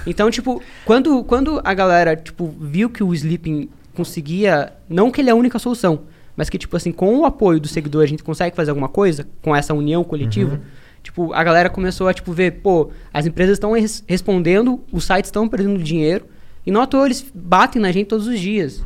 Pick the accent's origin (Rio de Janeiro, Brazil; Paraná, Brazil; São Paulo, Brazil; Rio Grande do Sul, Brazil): Paraná, Brazil; interior of; sou do interior do Paraná.